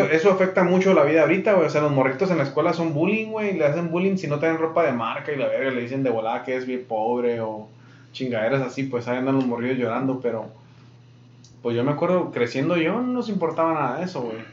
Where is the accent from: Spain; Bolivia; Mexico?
Mexico; now in Yuma, United States; soy de México